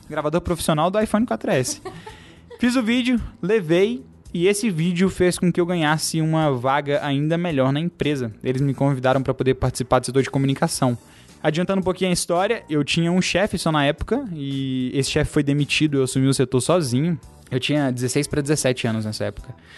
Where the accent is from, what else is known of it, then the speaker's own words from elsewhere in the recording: Ibirité, Minas Gerais, Brazil; eu sou de Birité, que é uma cidade do interior de Belo Horizonte, não é do interior, né? É uma cidade vizinha aqui de Belo Horizonte. Quando eu morava lá